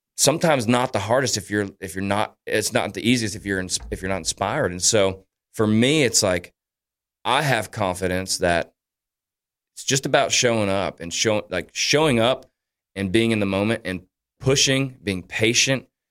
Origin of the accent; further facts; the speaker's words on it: Daytona Beach, Florida, United States; my hometown of Daytona